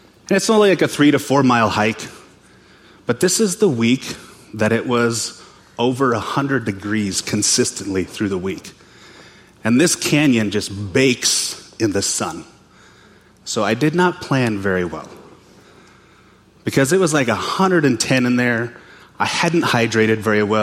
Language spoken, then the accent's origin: English; western Montana, United States; moved away; I'm from Montana. Born and raised, grew up there, western Montana. I grew up in a little town on the Flathead Indian Reservation at the base of the Mission Mountains